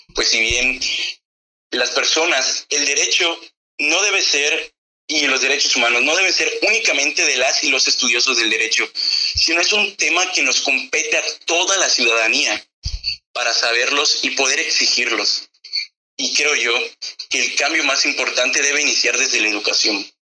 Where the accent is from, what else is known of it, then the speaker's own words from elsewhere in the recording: Mexico; los jóvenes somos el futuro de México